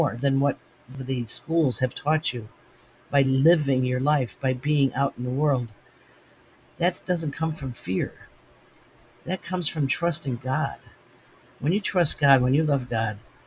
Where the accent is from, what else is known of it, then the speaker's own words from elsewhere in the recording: United States; I'm an American